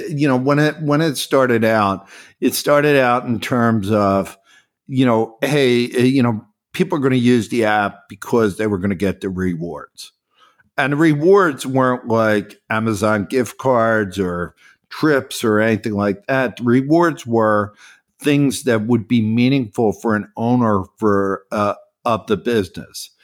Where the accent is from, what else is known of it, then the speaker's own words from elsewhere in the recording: Philadelphia, Pennsylvania, United States; I never moved away from Philadelphia. I grew up in Philadelphia